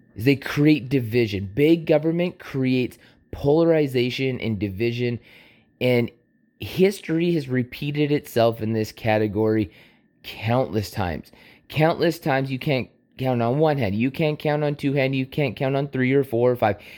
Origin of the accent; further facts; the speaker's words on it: Canada; I was born in Canada